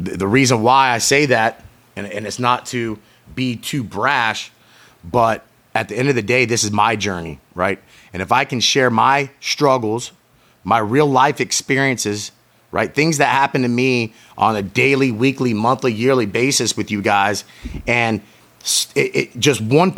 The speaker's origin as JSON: {"language": "English", "town": "St. Petersburg", "region": "Florida", "country": "United States", "tie": "born or raised there", "said": "my hometown, St. Petersburg, Florida"}